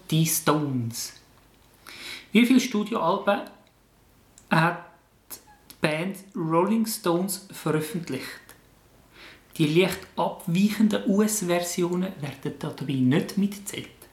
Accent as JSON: {"language": "German", "country": "Switzerland", "said": "bei uns in der Schweiz"}